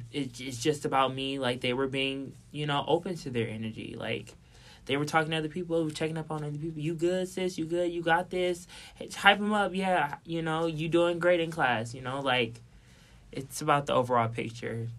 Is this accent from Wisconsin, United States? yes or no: yes; Milwaukee, Wisconsin, United States; I feel you from Milwaukee